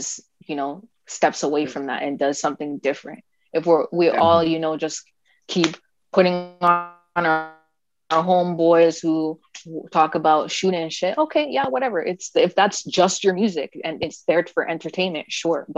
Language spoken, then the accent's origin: English; Canada; as Canadian artists